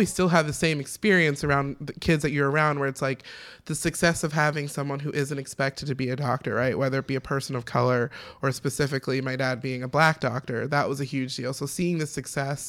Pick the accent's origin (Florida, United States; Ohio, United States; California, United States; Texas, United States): Ohio, United States; now in Chicago, United States; I'm from Ohio, not Chicago.